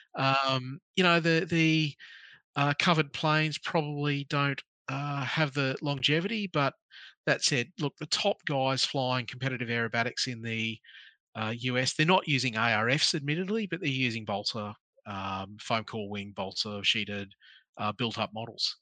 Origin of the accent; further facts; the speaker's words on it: Townsville, Queensland, Australia; I grew up in North Queensland. I grew up in Townsville.